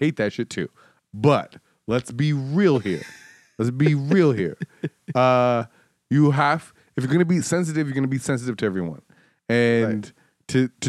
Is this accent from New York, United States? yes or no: no; Detroit, Michigan, United States; And so that's like me playing for a team or playing against a team in Georgia, and I'm from Detroit.